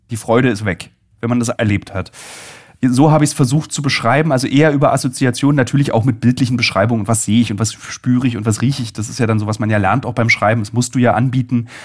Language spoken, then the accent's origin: German; Berlin, Germany; So, also ich bin ja Berliner